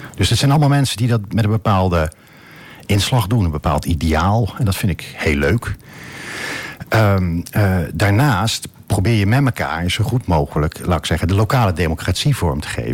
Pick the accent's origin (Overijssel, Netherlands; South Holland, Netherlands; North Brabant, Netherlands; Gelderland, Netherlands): Gelderland, Netherlands; edge of the Veluwe, near Dieren; also born or lived in Dordrecht; now in Almelo, Netherlands; niet uit Wente, maar ik kom van de rand van de Veluwe. Dat is uh, Laag dat is heel klein. Ergens in de buurt van Dieren